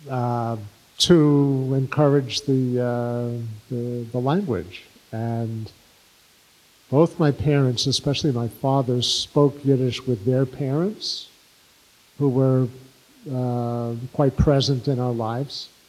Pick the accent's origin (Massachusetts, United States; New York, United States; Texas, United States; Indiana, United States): New York, United States; New York City; first language English; I was born in Brooklyn.